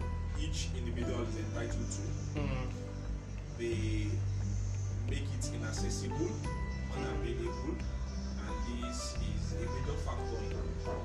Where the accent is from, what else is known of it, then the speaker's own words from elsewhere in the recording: Nigeria; because I'm Nigerian.